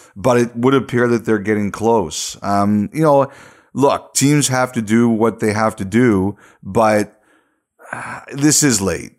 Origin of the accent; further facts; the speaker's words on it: Canada; Love being Canadian